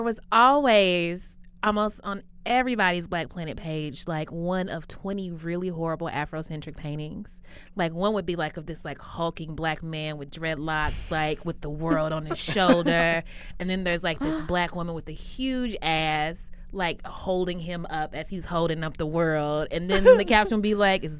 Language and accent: English; Kentucky, United States; also born or lived in Lexington, Kentucky; I grew up in Kentucky.